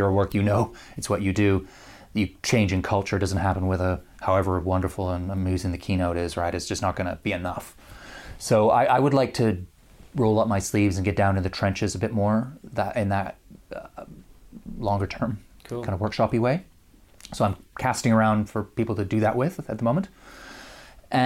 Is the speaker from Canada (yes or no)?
yes; Canada; moved away; as a Canadian, I grew up playing it